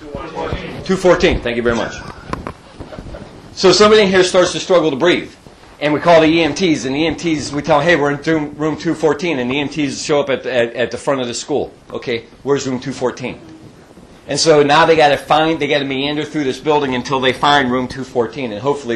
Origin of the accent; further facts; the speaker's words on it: Youngstown, Ohio, United States; I'm from Youngstown, Ohio. I'm from the Yo